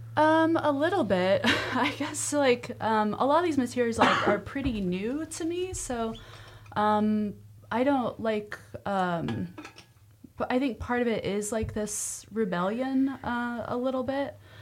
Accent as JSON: {"language": "English", "region": "Nebraska", "country": "United States", "tie": "born or raised there", "moved": "yes", "said": "growing up in Nebraska"}